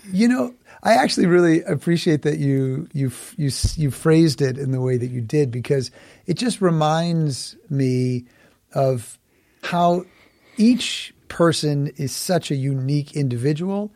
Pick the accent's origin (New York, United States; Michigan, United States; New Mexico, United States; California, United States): New York, United States; New York City; I was born and raised in Manhattan